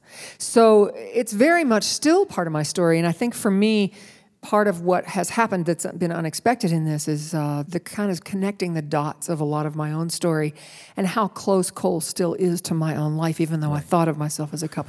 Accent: West Virginia, United States; I grew up in West Virginia, and both my parents grew up in coal camps.

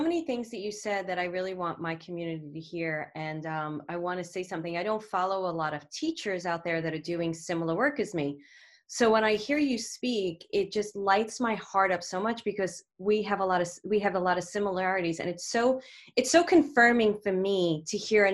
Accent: New York City, New York, United States; accent: Brooklyn; There's my Brooklyn accent

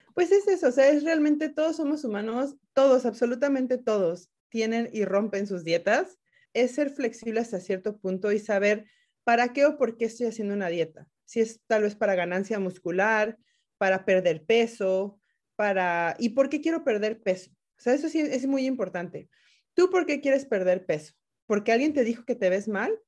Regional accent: Mexico; moved away as an adult; now in Washington, United States; En México, por lo menos, yo soy mexicana

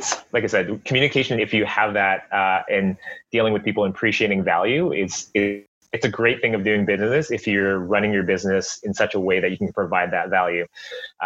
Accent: Burnaby, British Columbia, Canada; Born and raised in Burnaby

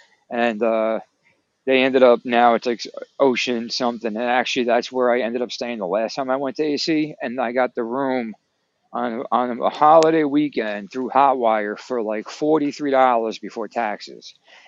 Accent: Atlantic City, New Jersey, United States; I grew up on Atlantic City, and that was like what we did.

